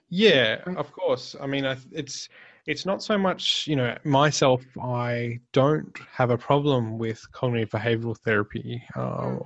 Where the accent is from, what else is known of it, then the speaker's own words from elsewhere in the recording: Australia; I'm Australian